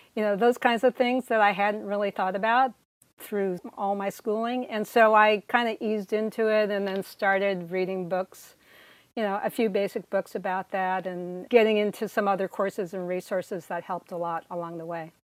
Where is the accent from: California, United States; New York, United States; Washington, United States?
California, United States; moved away as an adult; also born or lived in Silicon Valley / Oberlin, Ohio; now in Connecticut, United States; I was born and raised in California